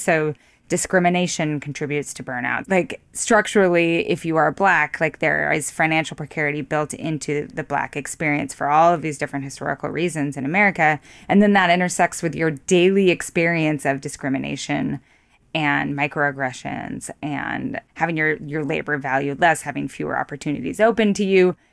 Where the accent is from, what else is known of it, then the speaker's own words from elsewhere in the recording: Idaho, United States; also born or lived in New York; now in Missoula, United States; I'm from Idaho